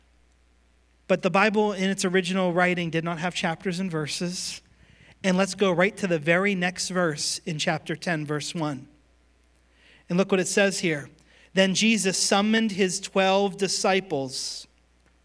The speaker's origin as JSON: {"language": "English", "town": "Pittsburgh", "region": "Pennsylvania", "country": "United States", "tie": "born or raised there", "moved": "yes", "said": "I'm from Pittsburgh originally"}